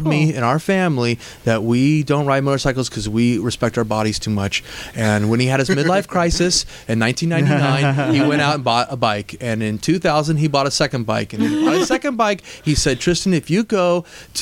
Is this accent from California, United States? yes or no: yes; Santa Cruz, California, United States; my hometown